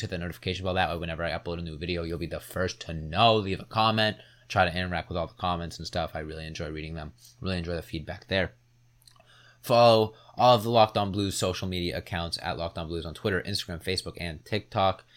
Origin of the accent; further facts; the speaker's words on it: Massachusetts, United States; I am from Mass